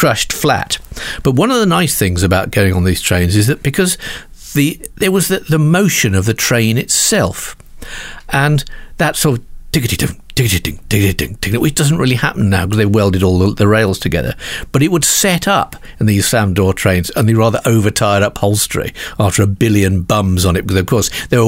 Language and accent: English; United Kingdom; We're British